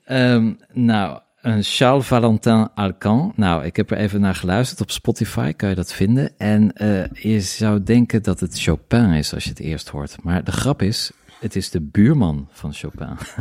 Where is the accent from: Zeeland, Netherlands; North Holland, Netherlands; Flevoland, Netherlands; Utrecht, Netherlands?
Zeeland, Netherlands; Middelburg; moved away; also born or lived in Paris; ik kom uit Middelburg